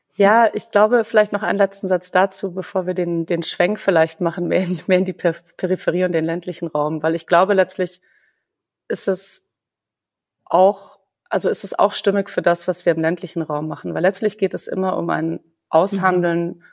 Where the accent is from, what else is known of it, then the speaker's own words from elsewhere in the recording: Munich, Bavaria, Germany; moved away; also born or lived in Greiffenberg / Berlin; ich selber bin in München geboren. Meine Eltern haben sich zwar in Köln kennengelernt. Also ich bin keine typische Bayerin